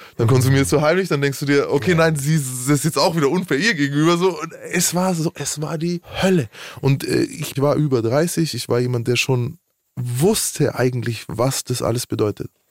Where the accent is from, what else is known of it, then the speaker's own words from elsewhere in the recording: Nuremberg, Bavaria, Germany; Bei uns in Nürnberg